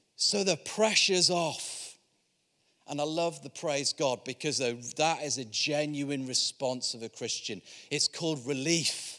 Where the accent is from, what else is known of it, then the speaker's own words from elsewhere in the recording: Yorkshire and the Humber, United Kingdom; I'm from Yorkshire